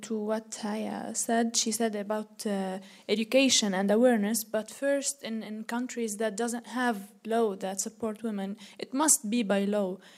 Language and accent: English; Lebanon; I'm from Lebanon